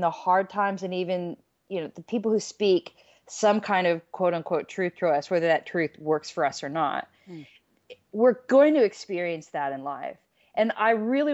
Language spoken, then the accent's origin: English; United States; moved away as an adult; I was an American living out of the country for years. I got an earful about American politics and people didn't like me just because of my accent.